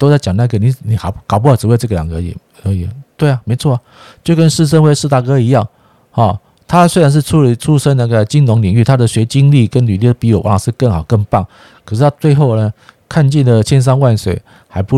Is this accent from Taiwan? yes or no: yes; Taiwan; 我是台湾人，我是台湾音音的哈，所以有时候啊，朋友都纠正我，怎么不讲这个左岸的用语？我们是台湾。